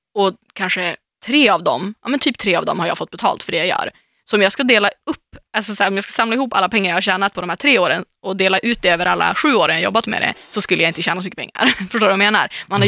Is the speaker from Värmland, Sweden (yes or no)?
no; Umeå, Västerbotten County, Sweden; now in Stockholm, Sweden; åka hem, nu och gå på stan i Umeå